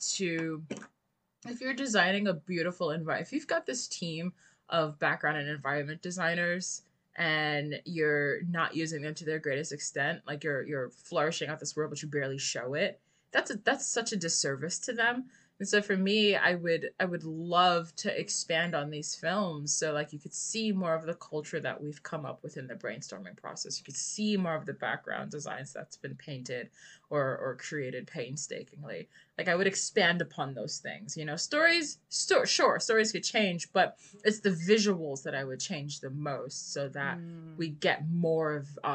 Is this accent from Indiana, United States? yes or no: no; New York City, New York, United States; I'm from the Bronx